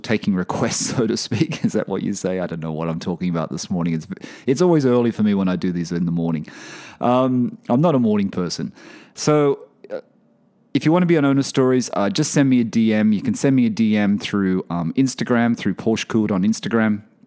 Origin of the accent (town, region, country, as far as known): Australia; moved away